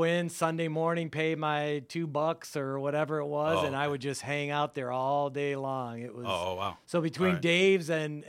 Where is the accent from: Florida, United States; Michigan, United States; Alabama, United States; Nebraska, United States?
Michigan, United States; Royal Oak; I grew up in Royal Oak.